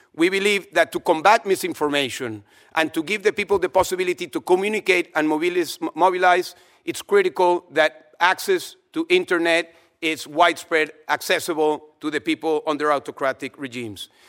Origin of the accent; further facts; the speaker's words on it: Venezuela; moved away as an adult; I was able to escape from Venezuela against my will because I never wanted to leave my home country